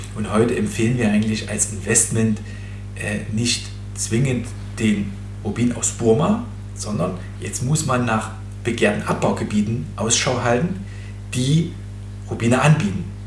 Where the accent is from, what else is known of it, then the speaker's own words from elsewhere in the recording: Erzgebirge, Saxony, Germany; im Erzgebirge gefunden. Mhm äh, mein Heimatland oder Heimatregion